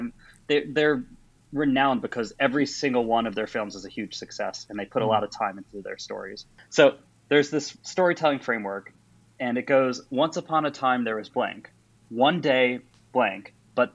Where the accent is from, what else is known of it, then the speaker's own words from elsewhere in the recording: New York City, New York, United States; moved away as an adult; also born or lived in Washington, D.C.; now in Oxford, United Kingdom; I'm a New Yorker originally, studied there for my undergrad